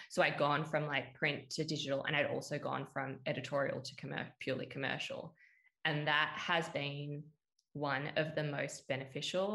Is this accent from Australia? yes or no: yes; Perth, Western Australia, Australia; moved away as an adult; also born or lived in Sydney; stay in my hometown